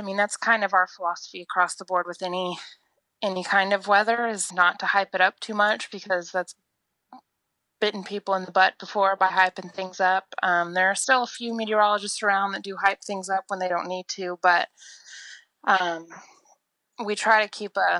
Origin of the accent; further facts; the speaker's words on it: Oklahoma, United States; from Oklahoma.